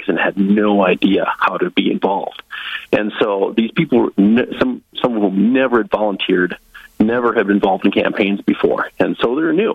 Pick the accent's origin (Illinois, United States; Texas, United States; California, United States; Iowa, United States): Iowa, United States; Northwest; also born or lived in South Dakota; now in North Dakota, United States; I'm from Northwest Iowa originally. I was born and raised Northwest Iowa Dutch, very conservative